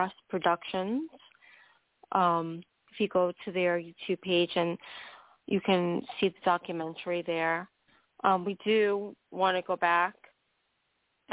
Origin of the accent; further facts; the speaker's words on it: New York City, New York, United States; I was born in Staten Island, New York, and my parents bought a house when I was about 2 years old